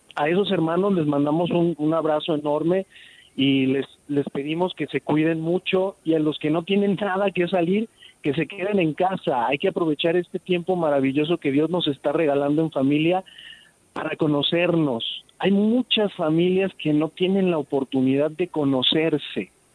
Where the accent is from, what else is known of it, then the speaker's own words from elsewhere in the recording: Mexico; Nosotros como mexicanos somos eh, gente que reacciona rápido en el caos